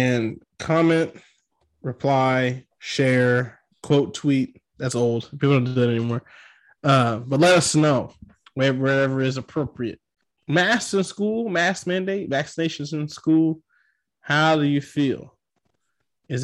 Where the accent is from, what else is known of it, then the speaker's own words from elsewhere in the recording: Texas, United States; I'm a Texan